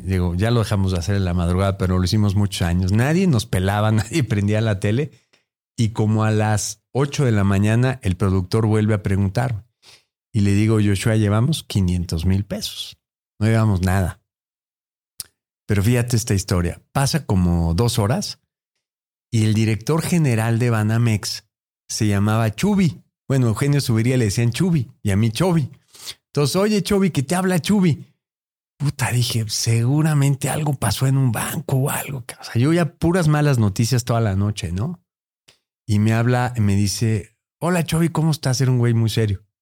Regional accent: Mexico; Así somos los mexicanos.

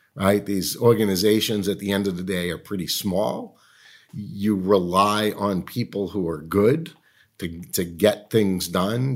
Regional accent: Medford, Massachusetts, United States; moved away as an adult; When I was growing up in Medford, Massachusetts

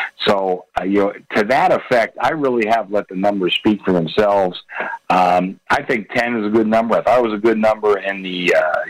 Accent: Pittsburgh, Pennsylvania, United States; I'm from Pittsburgh

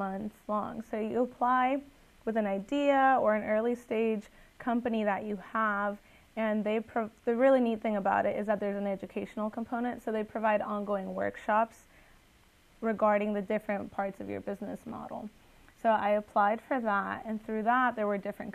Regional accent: Guatemala; now in United States; I'm originally from Guatemala

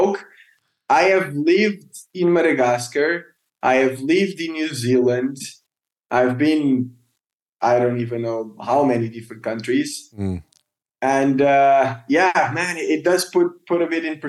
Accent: Portugal; I grew up in Portugal, diving close to Lisbon in cold water, bad visibility, small fish

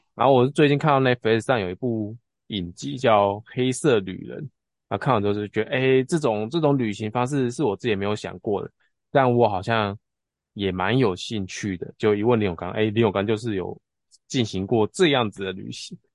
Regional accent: Tianzhong, Changhua County, Taiwan; 我家以前就是真的是那种就是嗯。田中的商店街

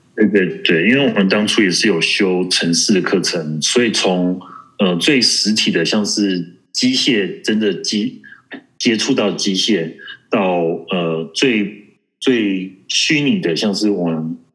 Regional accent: Taiwan; 还有我台湾人

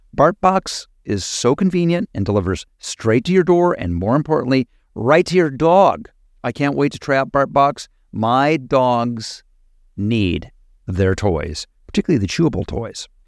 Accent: Midwest, United States; moved away; I'm from the Midwest

